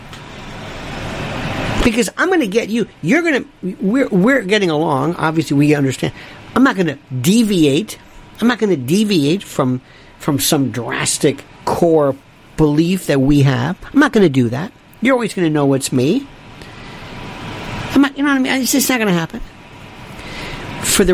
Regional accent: Florida, United States; I'm from Florida

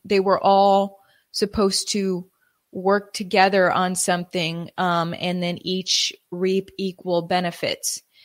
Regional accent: Wisconsin, United States; now in Texas, United States; I immigrated to Texas from, uh, growing up in Wisconsin

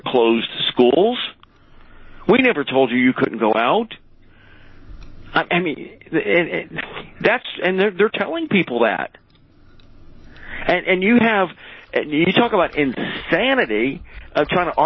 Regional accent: United States; I'm an American through and through

